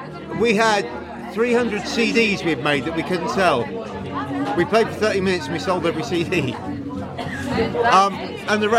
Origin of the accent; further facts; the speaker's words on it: Southampton, South East England, United Kingdom; We're from the South Coast. We're deep south